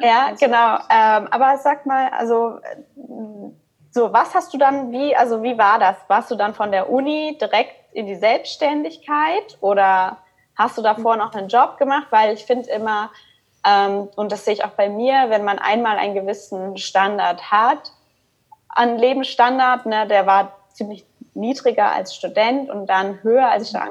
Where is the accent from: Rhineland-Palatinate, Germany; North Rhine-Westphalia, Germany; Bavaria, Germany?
North Rhine-Westphalia, Germany; Cologne; now in Stuttgart, Germany; ich bin in Deutschland geboren auch, ähm, in Köln und da bin ich halt auch aufgewachsen